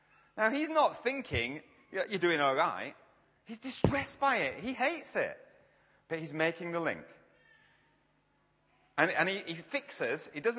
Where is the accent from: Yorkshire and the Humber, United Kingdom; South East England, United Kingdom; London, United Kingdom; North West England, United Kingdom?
Yorkshire and the Humber, United Kingdom; accent: Yorkshire; Now, to be fair, I am from Yorkshire. I just change how I talk to people like yourselves so you can understand me. So I'm a bit more southern here.